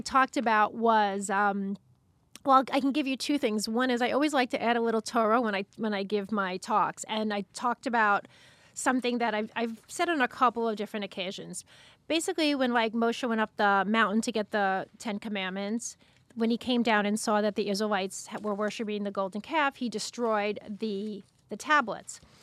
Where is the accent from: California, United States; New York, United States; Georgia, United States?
New York, United States; Long Beach; I grew up in Long Beach, Long Island